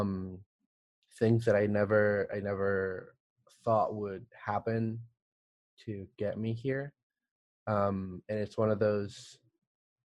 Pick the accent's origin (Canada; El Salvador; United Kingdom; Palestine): El Salvador; now in United States; I'm originally from El Salvador